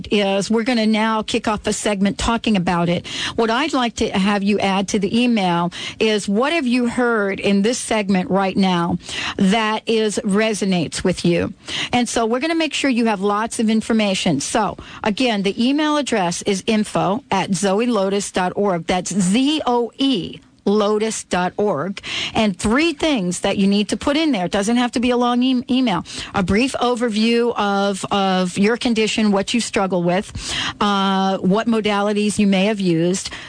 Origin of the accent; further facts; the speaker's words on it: Florida, United States; moved away; I'm from Florida originally.